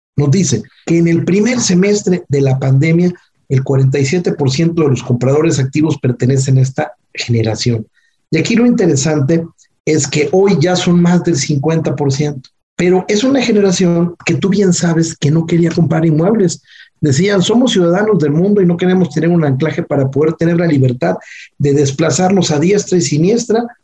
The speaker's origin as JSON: {"language": "Spanish", "country": "Mexico"}